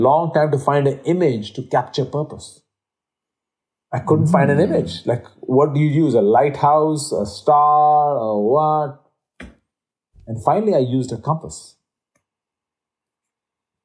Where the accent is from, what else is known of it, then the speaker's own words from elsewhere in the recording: India; moved away; being Indian by birth myself